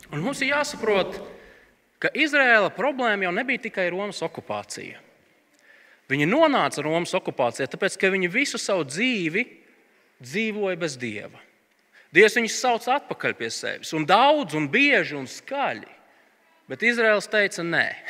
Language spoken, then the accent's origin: Latvian; Latvia; mēs esam latvieši